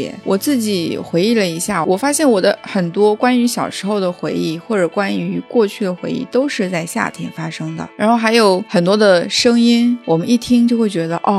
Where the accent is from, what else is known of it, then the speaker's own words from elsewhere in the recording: southern China, China; 我作为南方人来说啊